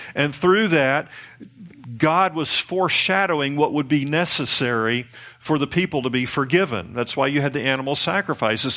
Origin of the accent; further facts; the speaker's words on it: the Bible Belt, United States; down here in the Bible Belt, and I'm from the Bible Belt